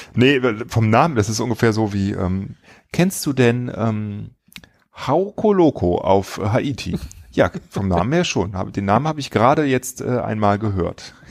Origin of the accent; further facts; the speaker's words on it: Wipperfürth area, North Rhine-Westphalia, Germany; moved away; ich komme aus der Gegend